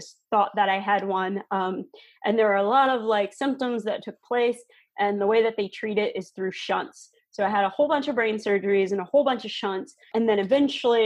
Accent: Florida, United States; also born or lived in Georgia; now in Minnesota, United States; I grew up in Florida.

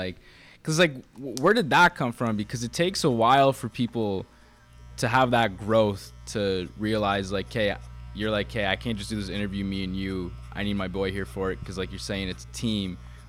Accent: Burlington, Ontario, Canada; moved away as an adult; now in Ottawa, Canada; I'm originally from Burlington, which is just outside of Toronto.

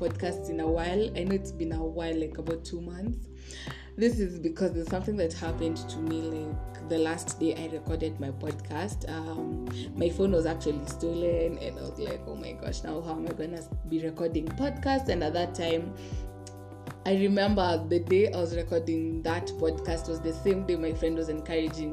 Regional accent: Kenya; I'm not Nigerian, I'm Kenyan

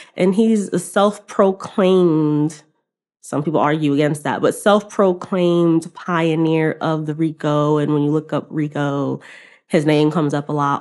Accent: New York City, New York, United States; I'm from Queens

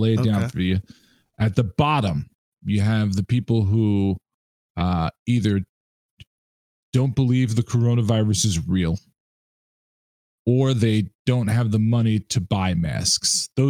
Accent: New York City, New York, United States; when I was a kid growing up in New York City

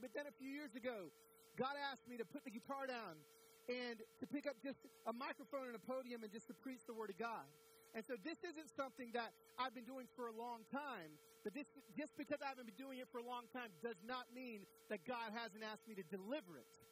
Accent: Pico Rivera, California, United States; I was born in East LA in Pico Rivera, California

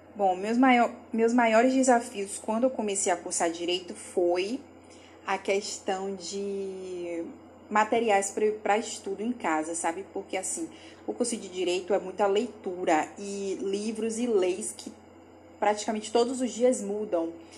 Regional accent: Salvador, Bahia, Brazil; eu sou de Salvador, Bahia

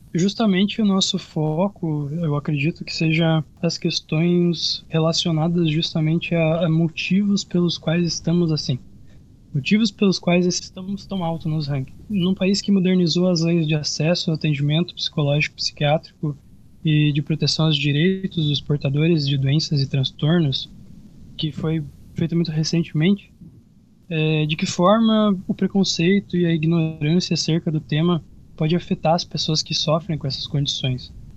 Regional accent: Santa Rosa, Rio Grande do Sul, Brazil; Aqui em Santa Rosa, que é onde eu nasci, onde eu moro

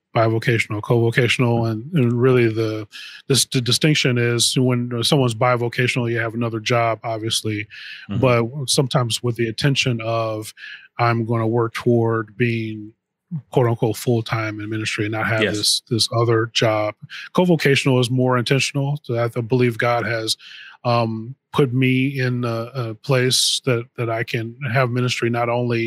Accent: Missouri, United States; now in Illinois, United States; my wife and I, we moved here. We're from Missouri originally

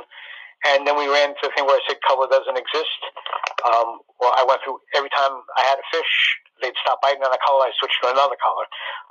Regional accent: Wading River, New York, United States; I grew up out in Wading River, so I've got a great knowledge of the North Shore

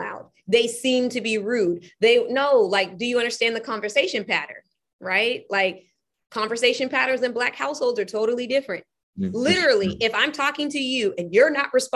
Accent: California, United States; now in Portland, United States; I'm from California. My mom made sure I went to all of the most predominantly white schools you can think about

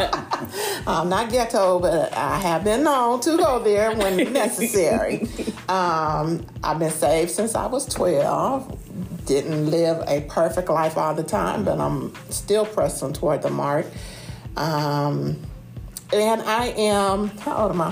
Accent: Carson, California, United States; moved away as an adult; also born or lived in Springfield, Ohio; now in Templeton, United States; I'm from Springfield, Ohio, um, transplanted to the Southern California city of Carson when I was about seven or eight years old. I grew up in um, the LA County

